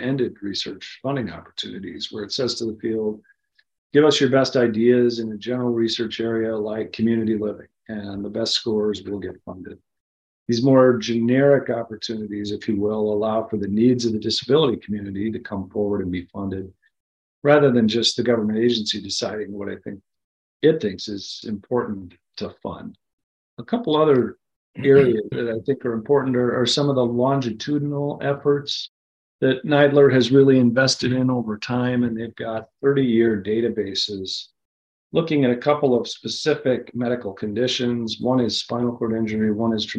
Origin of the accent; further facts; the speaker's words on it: Minnesota, United States; moved away; I was in my home state of Minnesota over the holidays